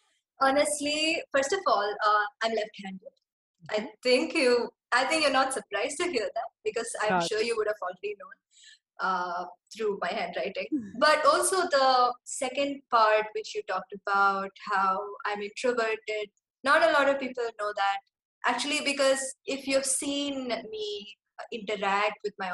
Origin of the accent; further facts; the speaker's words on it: Kerala, India; also born or lived in Singapore; And then in my 5th grade, we moved back to Kerala. And I find out that, oh, okay, I'm from Kerala. My parents grew up in Kerala. My grandparents grew up in Kerala.